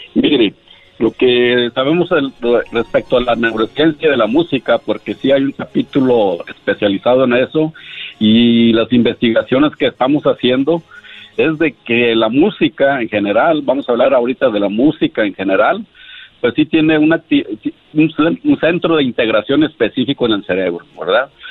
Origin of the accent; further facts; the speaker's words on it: Monterrey, Nuevo León, Mexico; yo soy de Monterrey